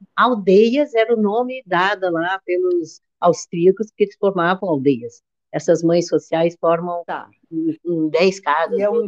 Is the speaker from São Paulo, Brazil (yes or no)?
yes; São José dos Campos, São Paulo, Brazil; na minha infância toda, lá no Ita, lá em São José dos Campos